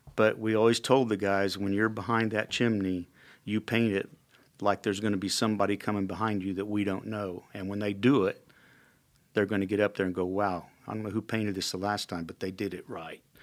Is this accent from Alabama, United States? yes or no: no; Indianapolis, Indiana, United States; also born or lived in Illinois / Kankakee, Illinois; I grew up in the Indianapolis area. I was actually born in Illinois